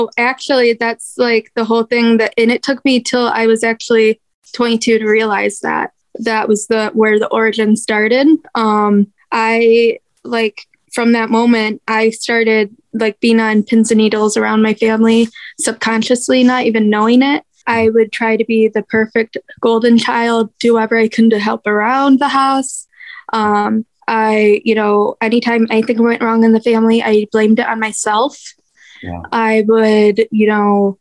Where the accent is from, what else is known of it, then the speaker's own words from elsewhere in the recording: Michigan, United States; first 10 years of my life, I was over on the Detroit side of Michigan, a little town called Bald Lake